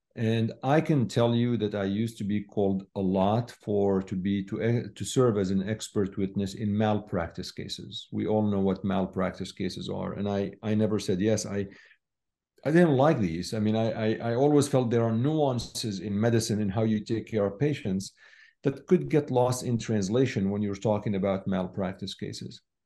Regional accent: Syria; moved away as an adult; I was born in Syria

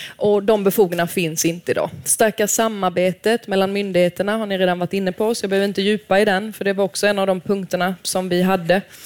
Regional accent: Småland, Sweden; jag är smålänning

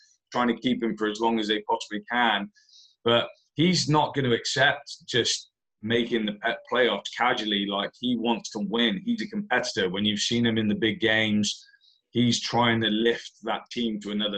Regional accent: Plymouth, South West England, United Kingdom; it's my hometown.

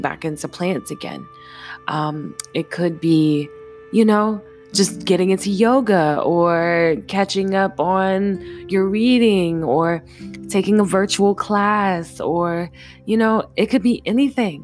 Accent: Jacksonville, Florida, United States; also born or lived in Virginia; I'm from Duval County, so, you know what I'm saying, by way of Virginia. So I grew up having to be sharp with the tongue

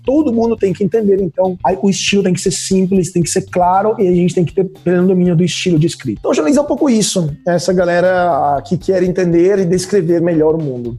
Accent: Italy; Portuguese is a second language; moved away as an adult; also born or lived in Rome; now in Brazil; eu sou italiano, então eu vim direto da Europa

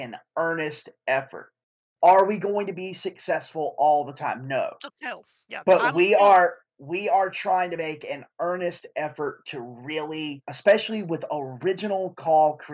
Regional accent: Eastern North Carolina, United States; I'm from Eastern North Carolina

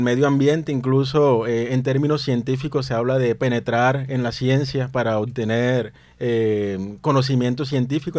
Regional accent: Plato, Magdalena, Colombia; los hombres de Plato Magdalena, donde yo nací, eh, crecemos escuchando

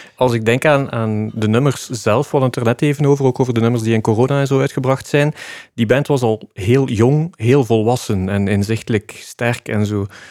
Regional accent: Flanders, Belgium; als Vlamingen

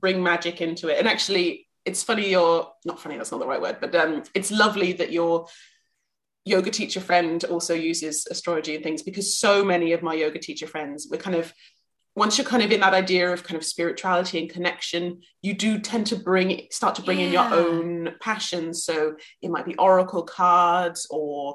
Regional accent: West Country, South West England, United Kingdom; growing up in England, and especially growing up kind of around the West Country

